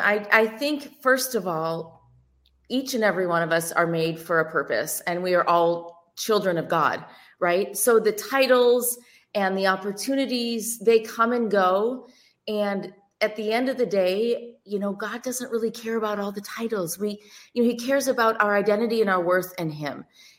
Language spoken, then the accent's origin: English; the Midwest, outside of Chicago, Illinois, United States; Well, so I grew up in the Midwest in the cornfields outside of Chicago, and I was an athlete.